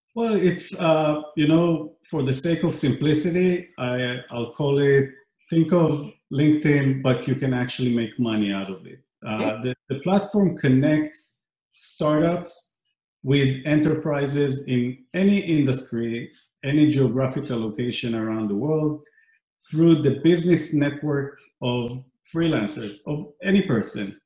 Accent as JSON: {"language": "English", "country": "Israel", "tie": "born or raised there", "moved": "yes", "said": "I grew up in Israel"}